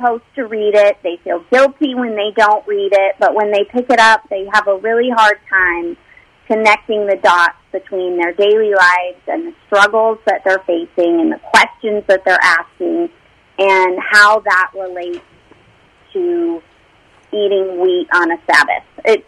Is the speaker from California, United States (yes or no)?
yes; Los Angeles, California, United States; I grew up in the Los Angeles area